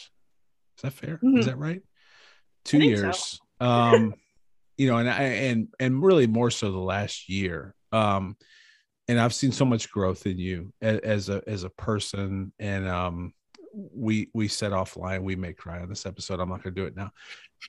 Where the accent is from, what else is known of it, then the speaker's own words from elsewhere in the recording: Cleveland, Ohio, United States; I was from Cleveland.